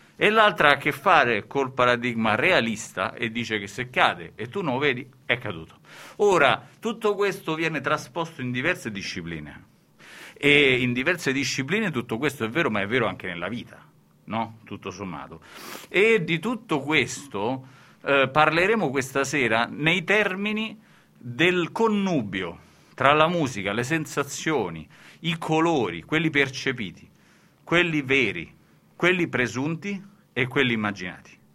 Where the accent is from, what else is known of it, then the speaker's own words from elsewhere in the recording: a city in central Italy, Italy; di una città del centro Italia, no? ed è la seconda città più piovosa, quella dove sono nato io, dopo Udine